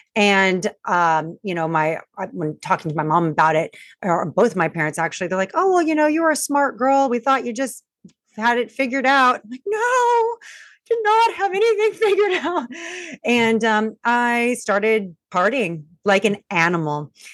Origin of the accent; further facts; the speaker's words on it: Long Beach, California, United States; I'm from Long Beach, California.